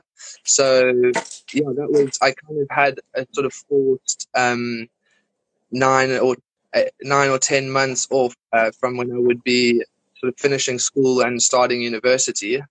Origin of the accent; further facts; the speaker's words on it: Johannesburg, Gauteng, South Africa; moved away as an adult; now in United Kingdom; grew up in Johannesburg, went to school there and high school